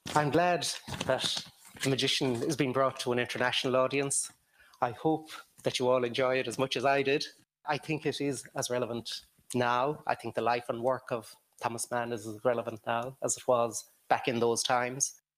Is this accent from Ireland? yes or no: yes; Ireland; moved away as an adult; now in Romania; as an Irish person